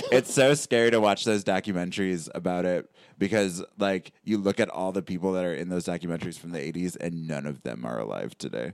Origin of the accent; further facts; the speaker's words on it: Sterling Heights, Michigan, United States; I grew up in Sterling Heights